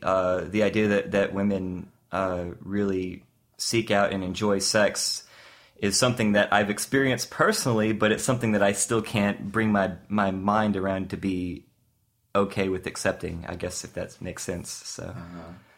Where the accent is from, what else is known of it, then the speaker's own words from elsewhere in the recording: the South, United States; I grew up in the South